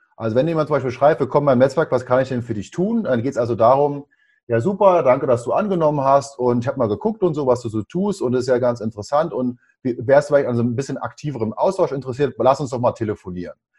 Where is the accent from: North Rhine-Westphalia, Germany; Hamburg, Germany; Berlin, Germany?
Berlin, Germany; bin gebürtiger Berliner